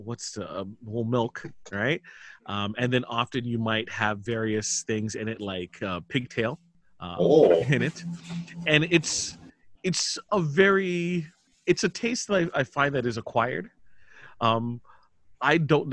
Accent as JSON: {"language": "English", "town": "Toronto", "region": "Ontario", "country": "Canada", "tie": "born or raised there", "said": "I was born in Toronto, Ontario, Canada"}